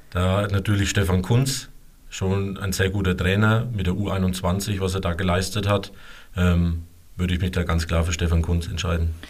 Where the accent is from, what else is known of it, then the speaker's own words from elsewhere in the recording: Sobrixhausen, Germany; born there; now in Albertshausen, Germany; weil ich ja gebürtig aus Sobrixhausen komme und ich zur damaligen Zeit noch hier in der Gegend gewohnt habe. Äh, mittlerweile wohne ich ja schon seit sieben Jahren in Albertshausen